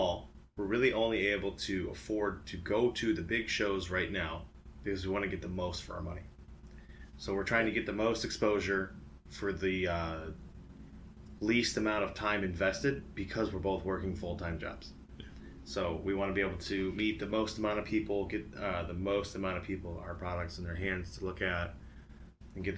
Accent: Missouri, United States; I'm from Missouri

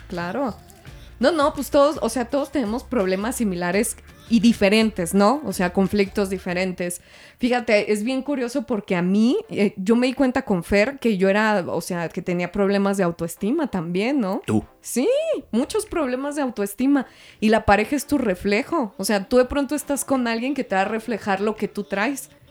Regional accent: Mexico; soy mexicana

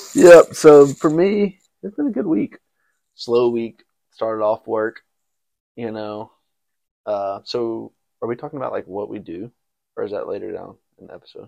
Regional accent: Brandon, Mississippi, United States; also born or lived in Memphis, Tennessee; now in Texas, United States; I am from the great city of Brandon, Mississippi.

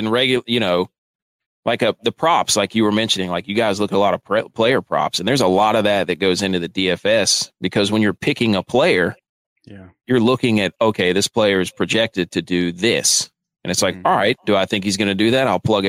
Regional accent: North Carolina, United States; North Carolina.

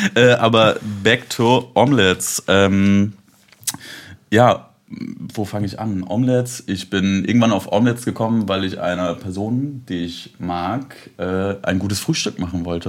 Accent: Leipzig, Saxony, Germany; also born or lived in Bremen; Ich komme eigentlich aus Leipzig, arbeite da in einem Fahrradladen

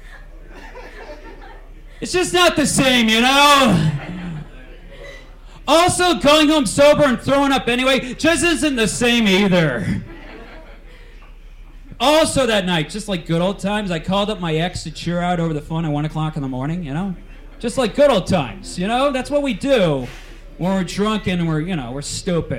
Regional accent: Lodi, California, United States; I'm from the great town of Lodi, California.

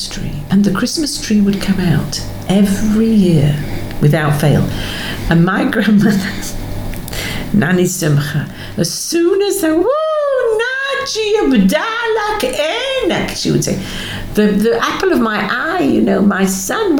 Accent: Scarborough, Yorkshire and the Humber, United Kingdom; now in Australia; not London. It was Scarborough

